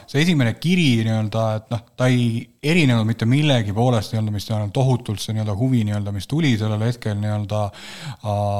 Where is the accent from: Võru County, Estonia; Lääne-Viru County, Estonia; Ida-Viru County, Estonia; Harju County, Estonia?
Ida-Viru County, Estonia; ma olen Ida-Virumaalt pärit, siis ma nii-öelda midagi ikka tönkan seal